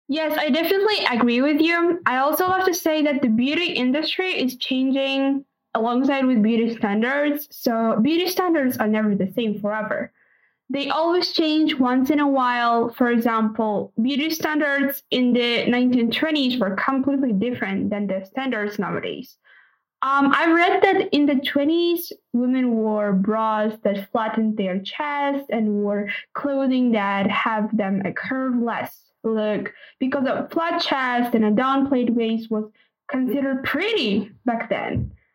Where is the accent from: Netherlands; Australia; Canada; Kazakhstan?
Kazakhstan; from Kazakhstan